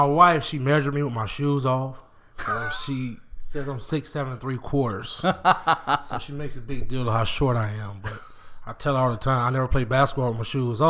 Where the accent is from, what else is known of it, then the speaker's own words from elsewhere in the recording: Macon, Georgia, United States; moved away as an adult; also born or lived in Warner Robins, Georgia / California / Florida / Hugo, Oklahoma; I was a Georgia boy all through high school.